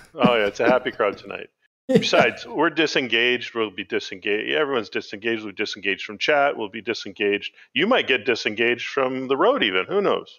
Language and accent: English; Canada